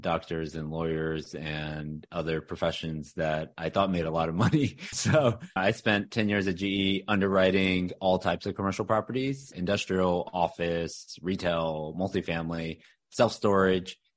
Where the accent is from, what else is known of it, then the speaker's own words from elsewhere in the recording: Houston, Texas, United States; also born or lived in Austin, Texas; now in Dallas, United States; I'm a Texas guy. So born and raised in Houston